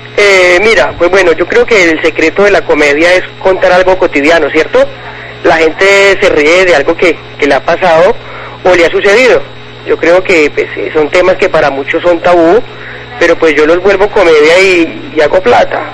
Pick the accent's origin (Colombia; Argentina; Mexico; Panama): Colombia; Antioquia; now in Cali, Colombia; yo soy antioqueña, de Antioquia, pero llevo pues mucho tiempo viviendo aquí en Cali, unos 15 años más o menos